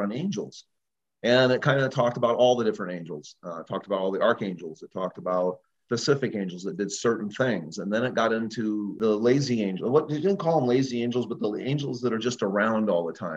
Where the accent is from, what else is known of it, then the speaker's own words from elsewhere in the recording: Illinois, United States; growing up in Illinois on a farm